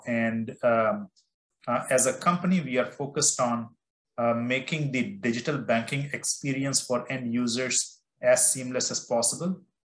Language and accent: English; India; I grew up in India and I love mangoes.